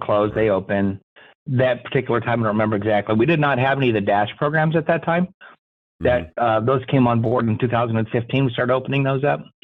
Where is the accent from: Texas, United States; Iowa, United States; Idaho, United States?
Iowa, United States; Des Moines; I grew up here in Des Moines